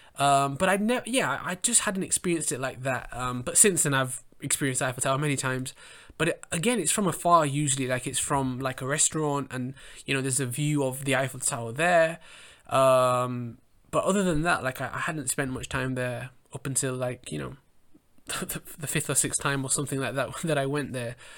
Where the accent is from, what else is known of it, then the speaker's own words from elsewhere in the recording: England, United Kingdom; I grew up in England